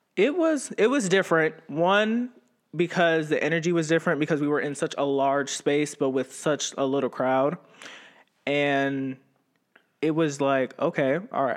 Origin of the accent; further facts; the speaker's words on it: Ravenna, Ohio, United States; also born or lived in Youngstown, Ohio; growing up in Ravenna, it was, I actually, I was born in Youngstown, and then my mom got married and she moved, and we moved to Ravenna